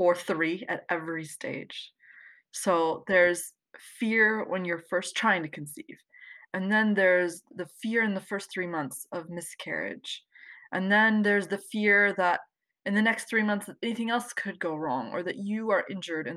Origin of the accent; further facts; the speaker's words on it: the DC area, Virginia, United States; I'm from Virginia, the DC area.